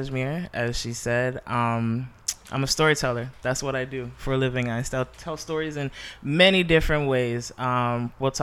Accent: Halifax, Nova Scotia, Canada; now in Toronto, Canada; I grew up in Halifax, Nova Scotia, Uniac Square, to be exact

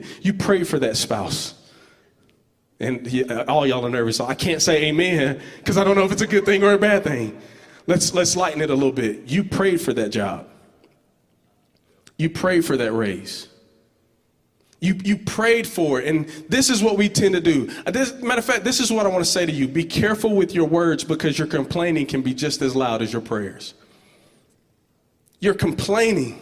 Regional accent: Georgetown, Georgia, United States; I'm from this place called Georgetown, Georgia. It's like on the outskirts of Albany

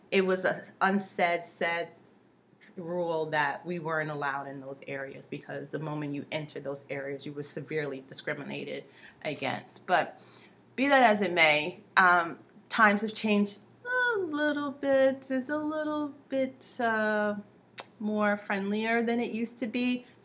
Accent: New York, United States; I grew up in New York, and you know, my mom was very sheltering

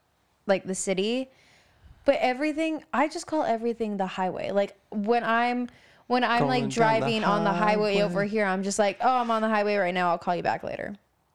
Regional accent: Idaho, United States; I'm from Idaho.

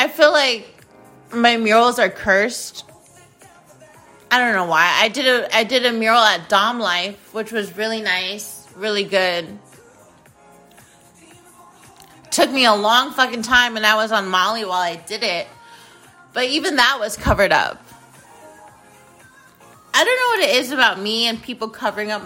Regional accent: Phoenix, Arizona, United States; I went back to my hometown, my home school, Sierra Linda High School

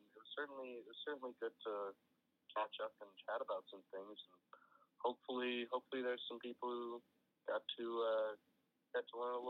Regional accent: Edmonton, Alberta, Canada; Well, I guess the hot topic is my hometown Edmonton Oilers are currently in the Western Conference Finals.

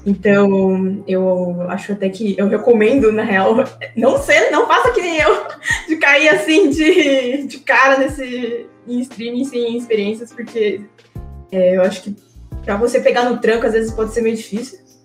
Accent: Brazil; also born or lived in Japan; eu praticamente vivi a minha vida toda no Brasil

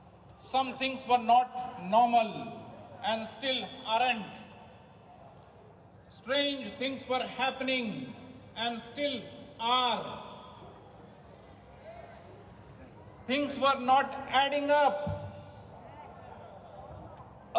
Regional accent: India; moved away as an adult; now in Australia; I am originally from India, but have been living, working, and paying taxes in Australia for the past 25 years

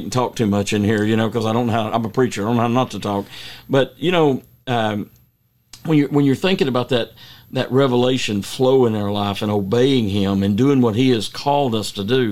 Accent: United States; I grew up on the Tennessee River

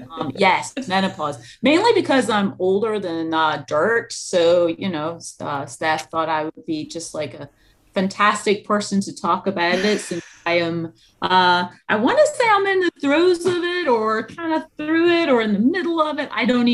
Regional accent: Scotland, United Kingdom; moved away; So In the UK, alcohol is a kind of like national pastime, pretty much. I just came back from there, and I was just over on vacation. It'd been like 10 years since I'd been back home

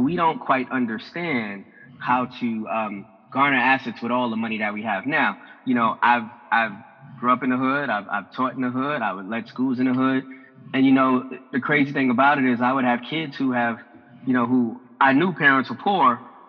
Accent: Harlem, New York, United States; especially for, you know, people like us growing up in Harlem and our demographic to grasp

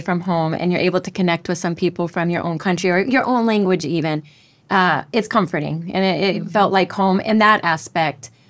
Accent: Denver, Colorado, United States; moved away as an adult; now in Panama; I'm from Denver, Colorado

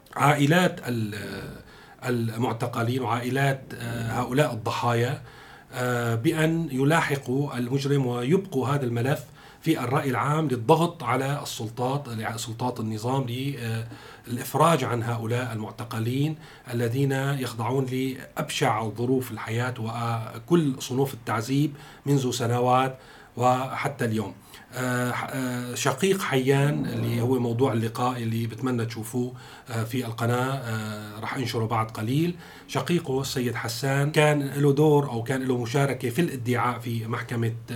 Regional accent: Syria; كلنا كسوريين

